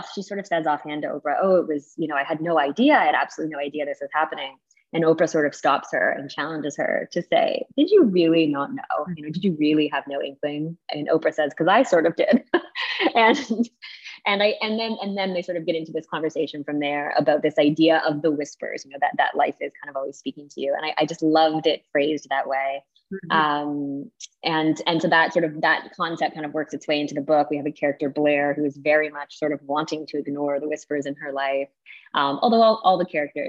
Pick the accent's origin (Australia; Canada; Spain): Canada; I'm Canadian